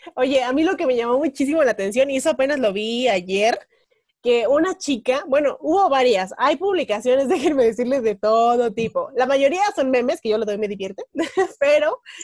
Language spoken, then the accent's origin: Spanish; Tequisquiapan, Querétaro, Mexico; en mi pueblo, o sea, en Tequi, San Juan